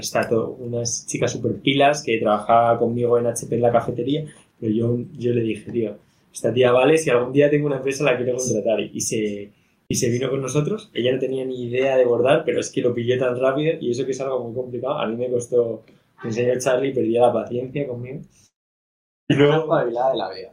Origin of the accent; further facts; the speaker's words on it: Madrid, Community of Madrid, Spain; also born or lived in Barcelona; yo soy de aquí, de Madrid. Entonces, llevo viviendo en Madrid, bueno, toda la vida